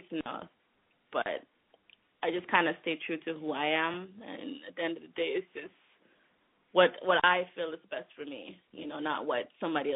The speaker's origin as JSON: {"language": "English", "country": "Jamaica", "tie": "born or raised there", "moved": "yes", "lives_now": "New York, United States", "said": "growing up in Jamaica and now living in New York"}